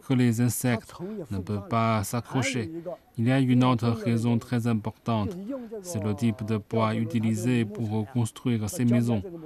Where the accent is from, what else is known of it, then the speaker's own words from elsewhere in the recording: Chenzhou, Hunan, China; now in Zhangjiajie, China; Je suis de la province du Hunan, mais je viens de Chenzhou